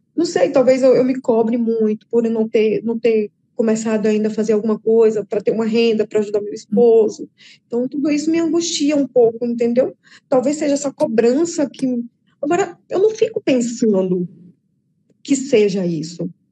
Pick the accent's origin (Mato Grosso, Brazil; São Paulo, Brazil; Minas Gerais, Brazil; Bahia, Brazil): Bahia, Brazil; moved away as an adult; now in João Pessoa, Brazil; eu morava na Bahia e tenho seis meses morando em João Pessoa, na Paraíba.